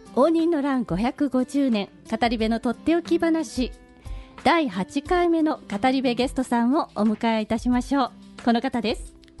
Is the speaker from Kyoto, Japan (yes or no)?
yes; Kyoto, Japan; 私、京都で生まれて、京都で育ってる